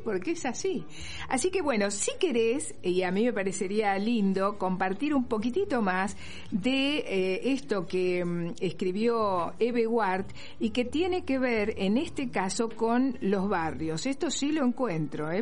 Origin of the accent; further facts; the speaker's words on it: Argentina; somos de Argentina, Sudamérica